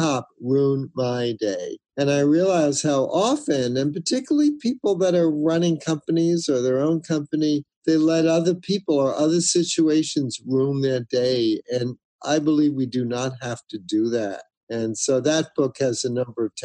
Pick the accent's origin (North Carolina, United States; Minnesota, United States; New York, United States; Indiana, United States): New York, United States; moved away; New York a couple of weeks ago, middle of summer, usually very hot. It's my hometown